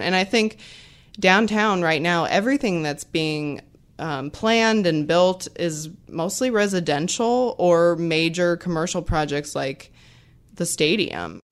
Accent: Missouri, United States; now in Knoxville, United States; I'm from Missouri, which is about as flat as you can get.

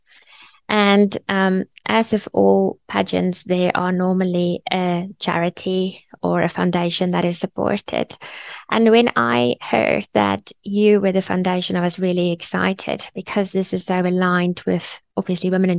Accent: Bloemfontein, Free State, South Africa; moved away; I'm from Bloemfontein, originally

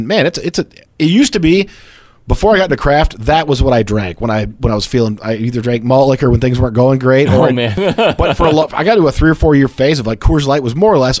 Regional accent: Hickory Corners, Michigan, United States; also born or lived in Richland, Michigan; I grew up in Hickory Corners, but the town next door, Richland, where I went to school.

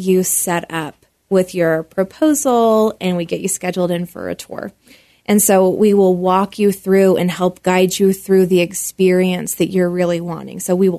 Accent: Nashville, Tennessee, United States; moved away as an adult; now in Colorado Springs, United States; I am from Music City.

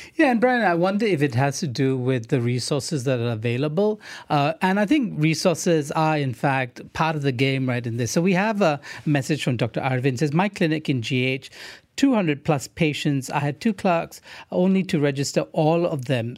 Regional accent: Malaysia

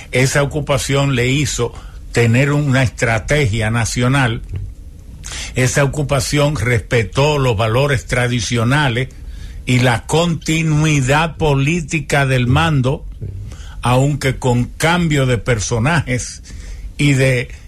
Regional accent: Japan; Spanish is a second language; now in Dominican Republic; Yo soy partidario, como japonés

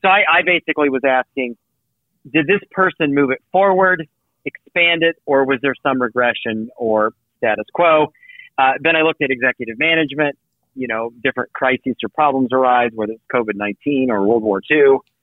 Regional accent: the American South, United States; I was raised in the American South

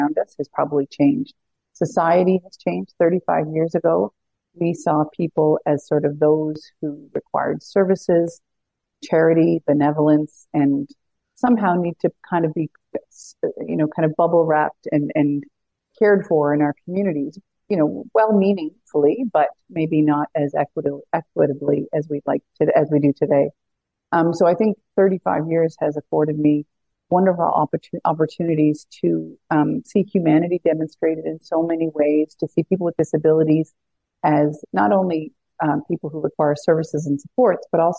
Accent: Newfoundland and Labrador, Canada; moved away as an adult; also born or lived in Ottawa; I grew up in Newfoundland

